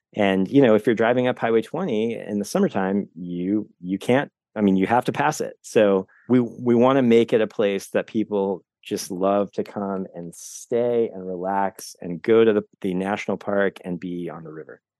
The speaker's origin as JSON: {"language": "English", "town": "Cincinnati", "region": "Ohio", "country": "United States", "also_born_or_lived": "Seattle, Washington / Denver, Colorado", "moved": "yes", "lives_now": "Skagit County, United States", "said": "I'm originally from Cincinnati, Ohio."}